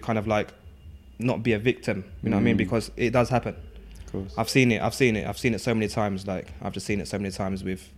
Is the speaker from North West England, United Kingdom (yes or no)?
no; East Ham, London, United Kingdom; And I mean, growing up in East London, East Ham, you know, I went to, my secondary school was like, probably, yeah, it was the largest school in Newham with over 1,000 pupils there. And I'm the only Lao person there from Laos.